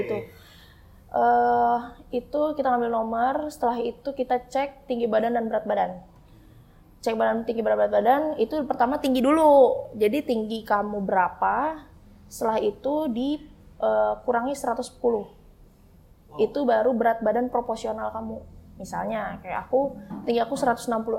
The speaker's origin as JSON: {"language": "Indonesian", "town": "Bogor", "region": "West Java", "country": "Indonesia", "tie": "born or raised there", "said": "Tinggal di Bogor, lahir di Bogor, dibesarin di Bogor"}